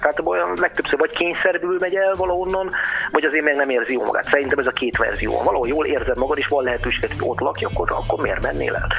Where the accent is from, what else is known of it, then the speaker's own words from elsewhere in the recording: Eger, Heves, Hungary; nekem egriként